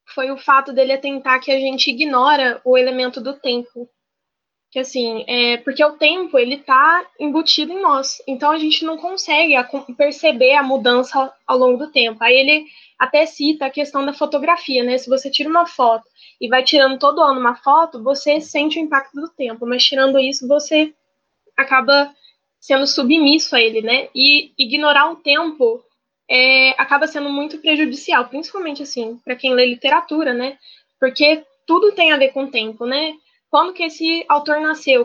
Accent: Ribeirão Preto, São Paulo, Brazil; now in Juiz de Fora, Brazil; eu nasci em Ribeirão Preto, São Paulo, mas atualmente eu moro em Juiz de Fora, em Minas Gerais

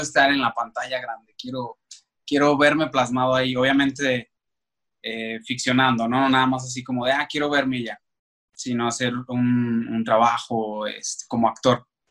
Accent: Aguascalientes, Mexico; moved away as an adult; now in Mexico City, Mexico; yo soy de la ciudad de Aguascalientes y pues allá estudié

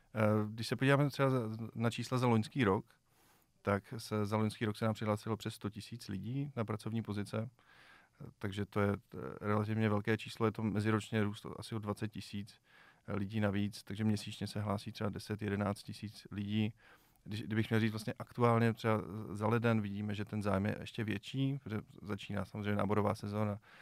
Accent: Czechia

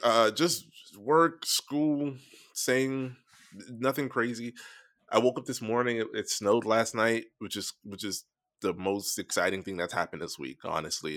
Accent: Florida, United States; moved away; growing up in Florida

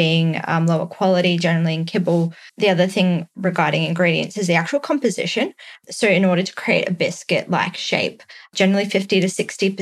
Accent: Australia; also born or lived in San Francisco, United States; as an Australian

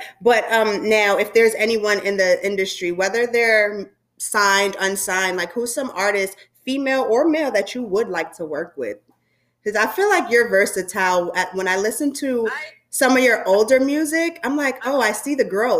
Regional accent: New York City, New York, United States; I'm a girl from Brooklyn, New York

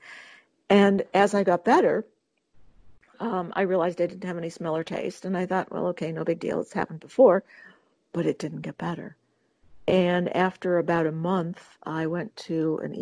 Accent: Detroit, Michigan, United States; I was born in Detroit, Michigan, and moved to the suburbs when I was 11

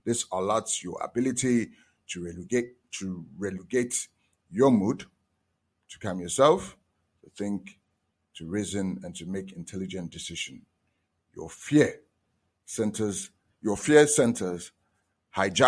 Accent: Nigeria; I'm from Nigeria

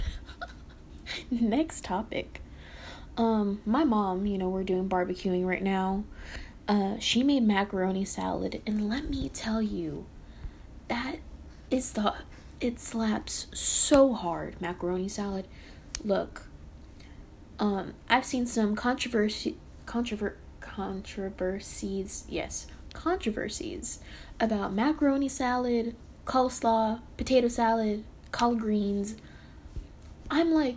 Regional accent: the South, United States; I was born in the South.

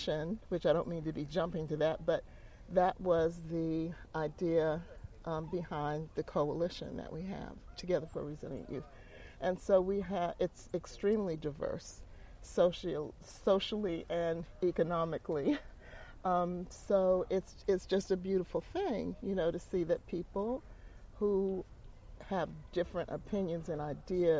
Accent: Teaneck, New Jersey, United States; moved away as an adult; also born or lived in Newark, New Jersey; now in Durham, United States; we moved to Durham in 1971 from Teaneck, New Jersey, and Newark, New Jersey

